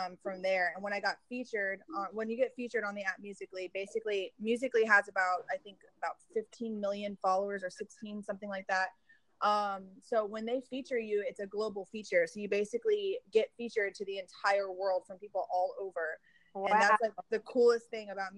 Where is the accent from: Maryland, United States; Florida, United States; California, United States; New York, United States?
Florida, United States; Miami; now in Dallas, United States; I'm from Miami area, but I live in Dallas, Texas.